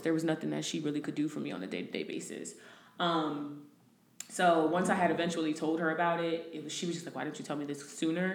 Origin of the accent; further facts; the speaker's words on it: New Jersey, United States; moved away as an adult; now in Houston, United States; I am originally from Jersey, moved to Houston about a year and a half ago